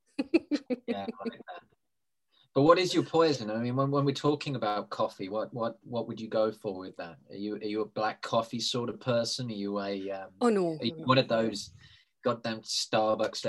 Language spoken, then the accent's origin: English; United Kingdom; I'm British.